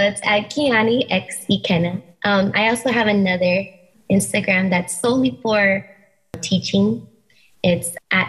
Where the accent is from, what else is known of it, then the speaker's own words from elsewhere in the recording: Philippines; my favorite is being Filipino.